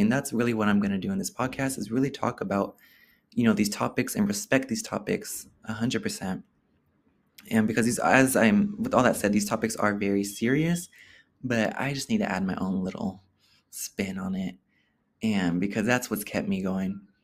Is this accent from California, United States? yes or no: yes; Oakland, California, United States; growing up in Oakland, being a gay person in Oakland, growing up there as a gay person